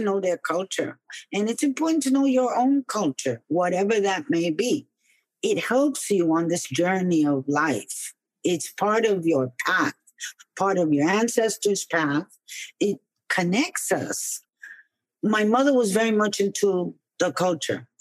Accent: New York City, New York, United States; growing up in New York.

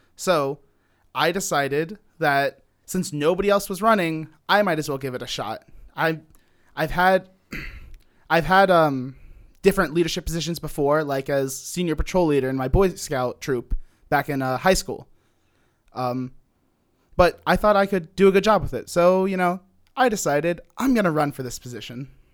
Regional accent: Cincinnati, Ohio, United States; I'm from Cincinnati, Ohio.

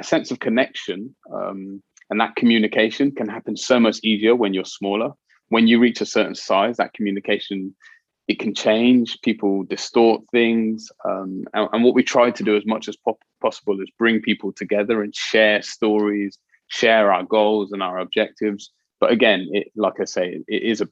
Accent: Oxford, South East England, United Kingdom; I grew up in Cowley, not far from the BMW plant, which was once Morris Motors

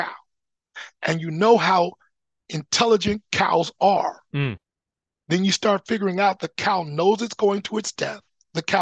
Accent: Anchorage, Alaska, United States; now in Oregon, United States; growing up in Alyeska, in Anchorage, which is the least racist location

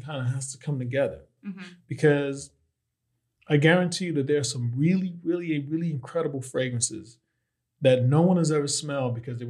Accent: New Jersey, United States; In New Jersey.

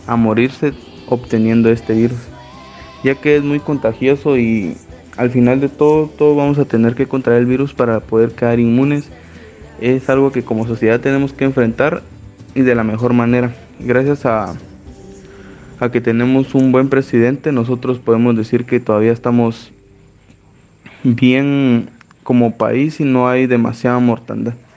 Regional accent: Guatemala

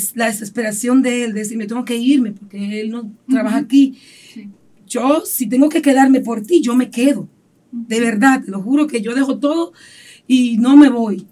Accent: San Pedro de Macorís, Dominican Republic; also born or lived in Santo Domingo; Me nací aquí en San Pedro de Macorís, me crié aquí en San Pedro

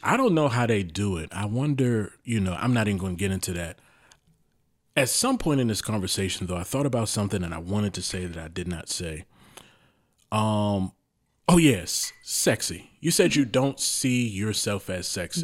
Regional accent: Baltimore, Maryland, United States; I've been around predominantly black people growing up in Baltimore

